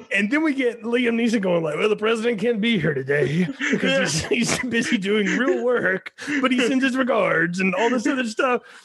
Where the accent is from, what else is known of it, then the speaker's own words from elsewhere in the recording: Alabama, United States; I grew up in Alabama